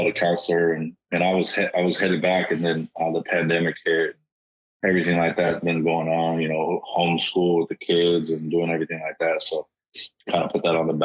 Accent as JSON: {"language": "English", "town": "Bakersfield", "region": "California", "country": "United States", "tie": "born or raised there", "said": "being back in my hometown"}